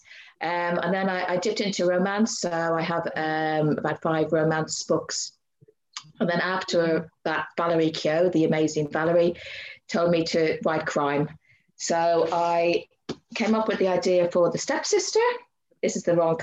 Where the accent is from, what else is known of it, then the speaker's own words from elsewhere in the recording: Ireland; moved away as an adult; also born or lived in Llandudno, Wales; now in Guernsey; I'm an Irish writer.